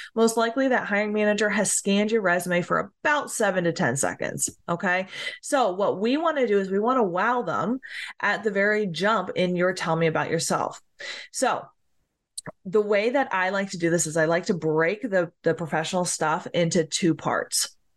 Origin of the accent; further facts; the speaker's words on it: New Jersey, United States; now in Tennessee, United States; I grew up in New Jersey and now I live in Tennessee